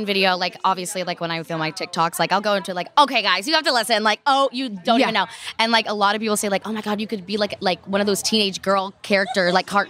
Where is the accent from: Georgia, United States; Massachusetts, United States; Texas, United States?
Texas, United States; now in California, United States; I'm from Texas.